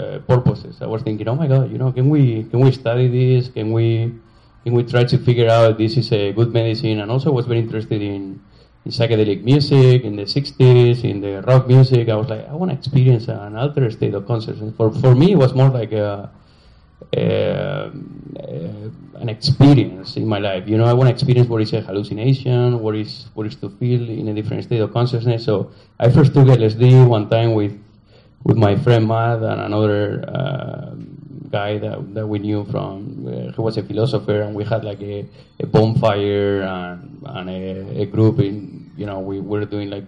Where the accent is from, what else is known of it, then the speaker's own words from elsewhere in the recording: Spain; English is a second language; moved away as an adult; also born or lived in Chicago / New York; I'm from Spain